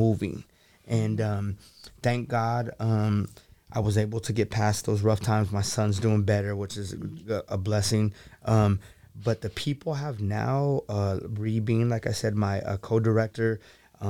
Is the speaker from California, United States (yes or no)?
yes; the Bay Area / Silicon Valley, California, United States; moved away as an adult; now in Sacramento, United States; I'm from the Bay, working at Google and growing up in Silicon Valley